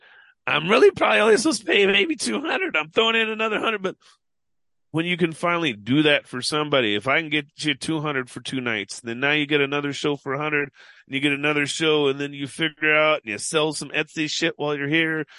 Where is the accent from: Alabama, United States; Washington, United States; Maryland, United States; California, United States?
Washington, United States; Seattle; I'm from Seattle.